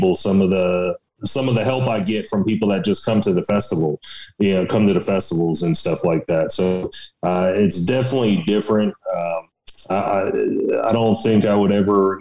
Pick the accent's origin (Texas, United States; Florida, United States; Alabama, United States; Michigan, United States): Florida, United States; Palm Beach County; moved away as an adult; now in West Virginia, United States; I grew up in South Florida